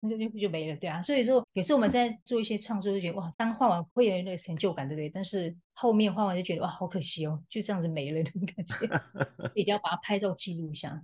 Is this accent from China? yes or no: no; Malipa tribe, Lixing Village, Ren'ai Township, Nantou County, Taiwan; now in New York, United States; 我出生在南投县仁爱乡的立行村马列坝部落，那目前定居在纽约